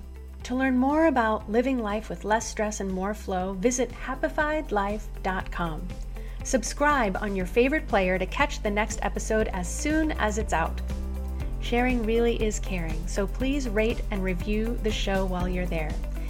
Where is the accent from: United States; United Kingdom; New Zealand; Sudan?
United States; the South; coming from small town America, growing up in the South through such a contentious time